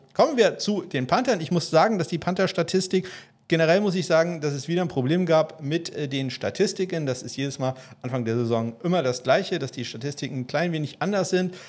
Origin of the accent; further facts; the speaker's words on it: about 20 km from Kiel, Schleswig-Holstein, Germany; now in Kiel, Germany; Ich wohne ja in Kiel und bin so 20 Kilometer von Kiel entfernt zur Schule gegangen